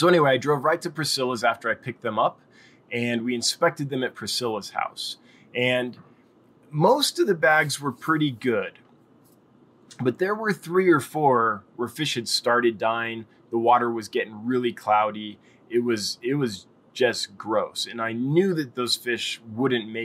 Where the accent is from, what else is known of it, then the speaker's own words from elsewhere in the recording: Los Angeles, California, United States; moved away as an adult; now in Wyoming, United States; I'm from Los Angeles